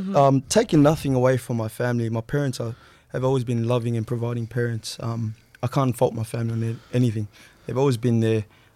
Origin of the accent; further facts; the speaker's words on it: Sydney, New South Wales, Australia; I grew up in Granville. And everyone kind of just knew each other as we were growing up.